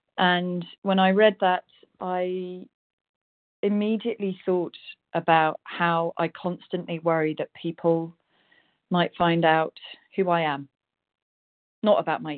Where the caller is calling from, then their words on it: South West England, United Kingdom; Rosie W., also Rita in Devon in the UK.